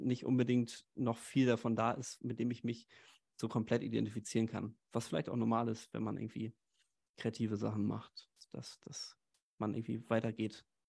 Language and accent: German; Haltern am See, North Rhine-Westphalia, Germany; moved away as an adult; now in Hamburg, Germany; komme eigentlich gebürtig aus, aus in der Nähe von Münster, aus Haltern am See, so einer kleinen Stadt